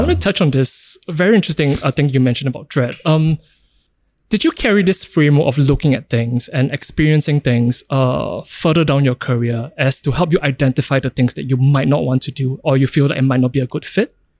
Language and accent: English; Singapore; growing up in Singapore